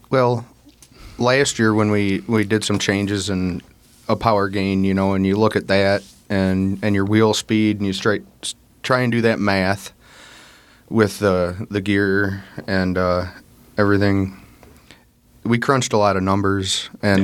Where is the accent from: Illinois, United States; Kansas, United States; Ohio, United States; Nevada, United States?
Illinois, United States; North Central; we're from North Central Illinois